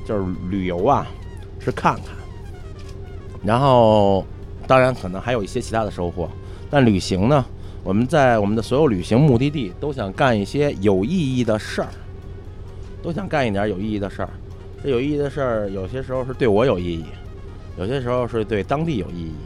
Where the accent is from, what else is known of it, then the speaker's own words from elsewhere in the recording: China; 我们是中国人